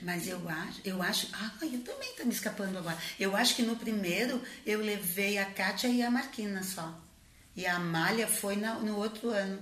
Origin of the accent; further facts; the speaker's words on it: Rio Grande, Rio Grande do Sul, Brazil; A Ipiranga é uma é uma refinaria né, de petróleo da minha cidade, é de Rio Grande